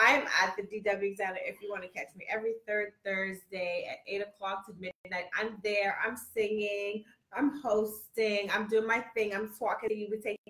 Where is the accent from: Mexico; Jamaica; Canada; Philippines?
Jamaica; We're Jamaican.